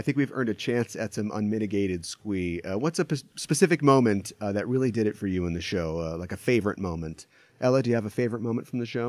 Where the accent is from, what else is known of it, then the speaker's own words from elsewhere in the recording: United States; we're American